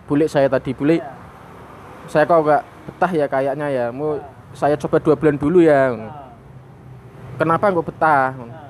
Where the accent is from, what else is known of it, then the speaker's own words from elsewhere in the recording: Demak, Central Java, Indonesia; Saya asli Kota Wali Demak.